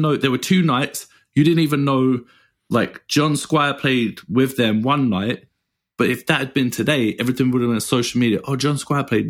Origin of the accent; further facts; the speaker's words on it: England, United Kingdom; moved away; being English